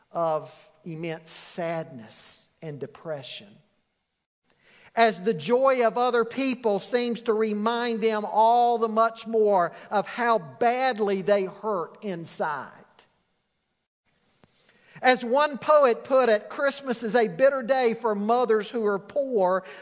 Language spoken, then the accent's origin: English; Charlotte, North Carolina, United States; also born or lived in southwest Virginia; I grew up in Charlotte.